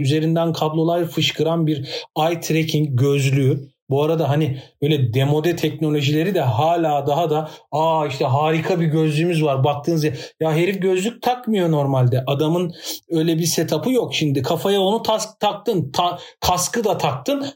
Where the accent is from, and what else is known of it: Turkey